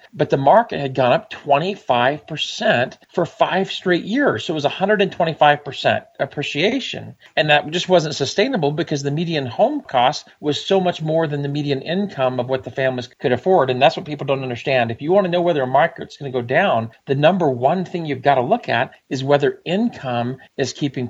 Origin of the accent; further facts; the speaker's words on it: Georgia, United States; also born or lived in Huntsville, United States / Germany; I was born in Huntsville because my dad was stationed at Redstone Arsenal in the 70s. And since he was working on Nike and MX missiles, I did just happen to be born there. I spent 4 years in Germany, then spent most of my life in Georgia.